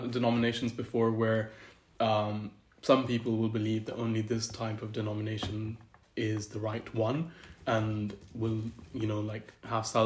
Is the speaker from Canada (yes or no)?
no; Scotland, United Kingdom; also born or lived in Pakistan; I was born in Pakistan, and that's where I lived for about 10 years. Um, so, I was a little kid, and then we moved to the UK. and then I've spent the last 17 years growing up in Great Britain, mm-hmm. majorly in Scotland.